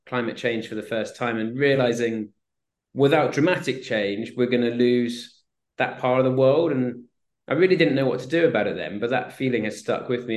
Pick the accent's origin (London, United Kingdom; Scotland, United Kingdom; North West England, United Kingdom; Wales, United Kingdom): Wales, United Kingdom; Swansea; I grew up in Swansea, South Wales